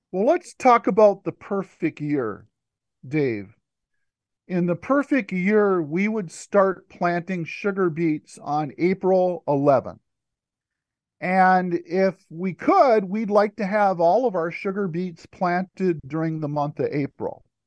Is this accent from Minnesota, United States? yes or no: yes; Stearns County, Minnesota, United States; I'm a Minnesota native. I grew up in Stearns County, Minnesota